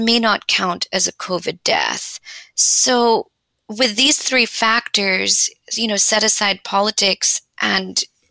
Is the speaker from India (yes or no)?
yes; India; moved away; I grew up in India